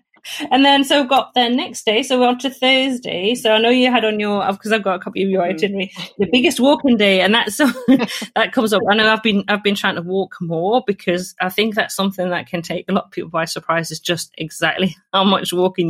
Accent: Northumberland, North East England, United Kingdom; And I come from Northumberland, which has even more castles than any other county

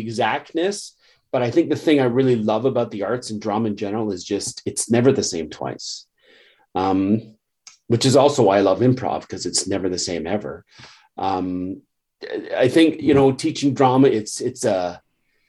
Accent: Canada; I'm a Canadian, but I'm also very proud of my, you know, Scots, Irish, and English heritage.

